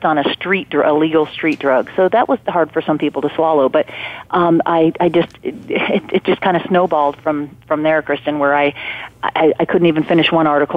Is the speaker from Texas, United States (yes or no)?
no; Chicago, Illinois, United States; moved away as an adult; now in Florida, United States; We're both from Chicago, but are full-time Floridians